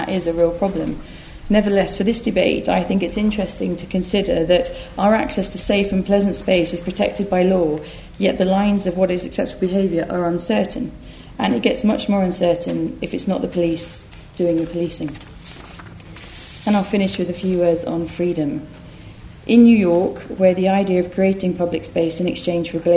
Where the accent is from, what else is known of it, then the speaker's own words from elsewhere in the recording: Essex, East of England, United Kingdom; I grew up in Essex